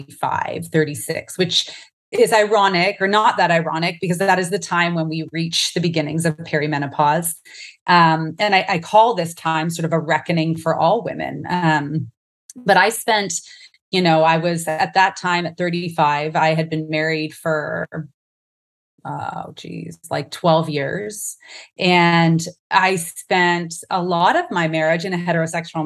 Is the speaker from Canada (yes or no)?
yes; Canada; now in Phoenix, United States; I am a Canadian, but also American now. I live in the US. In the Phoenix area, but Canada is my heart for sure.